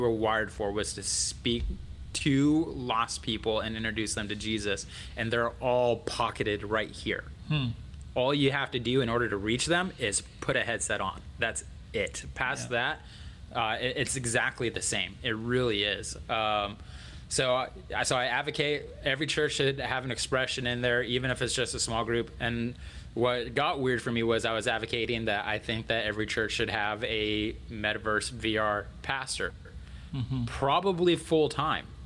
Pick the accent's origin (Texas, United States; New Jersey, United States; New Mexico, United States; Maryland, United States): New Mexico, United States; Albuquerque; moved away; also born or lived in Colorado Springs; I grew up in Albuquerque, so that's, all right, that's my home state.